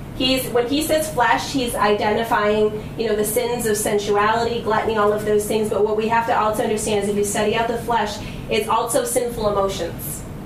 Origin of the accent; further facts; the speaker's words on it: United States; because I'm from the West, I'm American